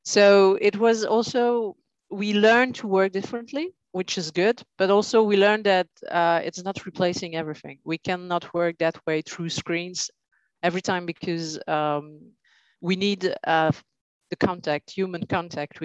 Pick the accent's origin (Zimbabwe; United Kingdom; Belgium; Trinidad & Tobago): Belgium; Brussels, Brussels-Capital Region; in Brussels, right. So, I'm born here. So 40 years in Belgium.